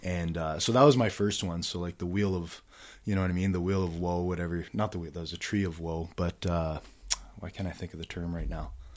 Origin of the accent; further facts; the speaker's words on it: Ottawa, Ontario, Canada; I grew up here in Ottawa